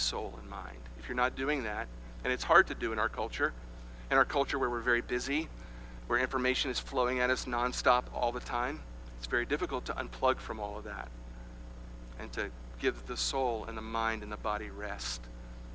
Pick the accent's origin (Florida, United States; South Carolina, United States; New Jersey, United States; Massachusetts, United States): South Carolina, United States; when I grew up here in the United States of America, we had something here in South Carolina called Blue Laws.